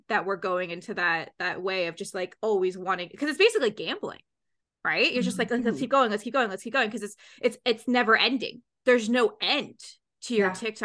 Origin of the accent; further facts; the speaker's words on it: Canada; I'm Canadian